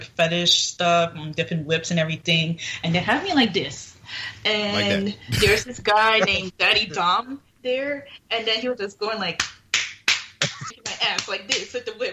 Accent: Fort Lauderdale, Florida, United States; moved away as an adult; also born or lived in Passaic, New Jersey; now in Las Vegas, United States; born in Passaic, New Jersey. And then 2 years after that, me and my family relocated to Fort Lauderdale, Florida, where I mostly grew up in Fort Lauderdale, Florida

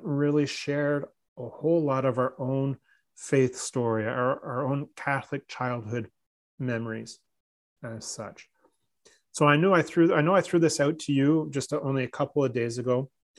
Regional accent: Newmarket, Ontario, Canada; the parish or the town I grew up in Newmarket

